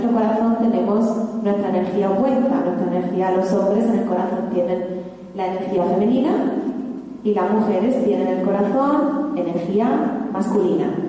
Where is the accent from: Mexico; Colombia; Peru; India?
India; Spanish is a second language; moved away; Yo soy de la India, que nació en una religión Sikh.